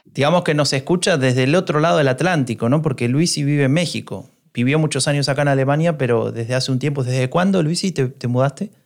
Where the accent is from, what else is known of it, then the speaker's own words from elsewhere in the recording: Argentina; now in Germany; siendo argentino